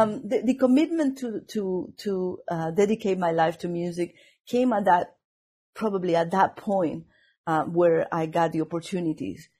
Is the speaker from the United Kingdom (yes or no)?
no; Venezuela; English is a second language; moved away as an adult; also born or lived in Indiana; now in Boston, United States